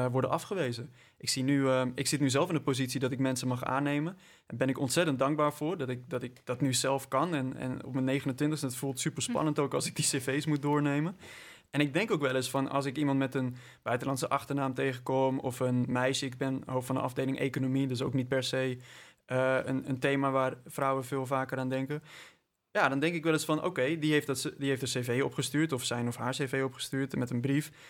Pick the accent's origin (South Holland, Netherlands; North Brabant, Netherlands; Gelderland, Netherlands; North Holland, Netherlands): North Brabant, Netherlands; Ik kom uit Brabant trouwens.